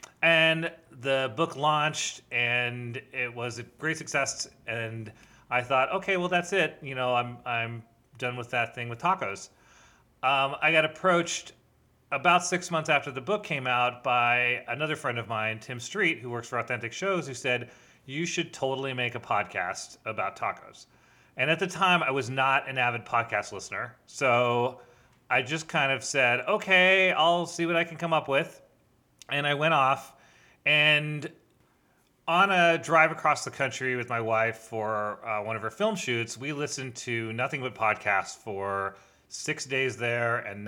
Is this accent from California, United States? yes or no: yes; Los Angeles, California, United States; I'm a film and television composer born and raised in Los Angeles, California.